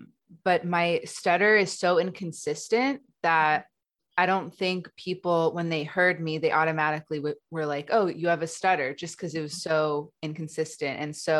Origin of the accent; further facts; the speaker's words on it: Los Angeles, California, United States; I grew up in Los Angeles.